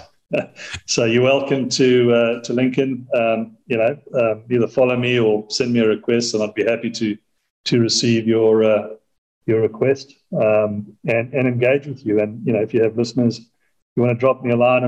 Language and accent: English; South Africa; I say that as a South African who lives in South Africa